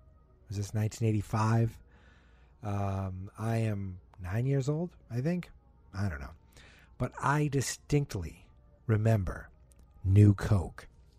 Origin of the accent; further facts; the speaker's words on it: Massachusetts, United States; accent: Boston, Massachusetts; I'm from Massachusetts